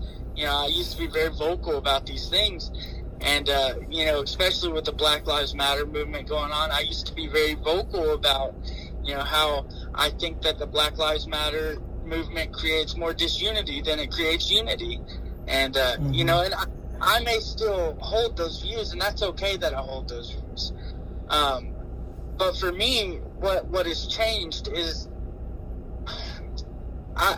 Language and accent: English; United States; as an American